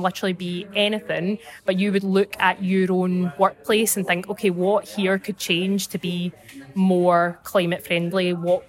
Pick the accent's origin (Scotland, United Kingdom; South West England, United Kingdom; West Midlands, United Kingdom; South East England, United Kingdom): Scotland, United Kingdom; Clydebank; I'm from Clydebank, just outside Glasgow. So it's really exciting to be part of COP26 in my hometown.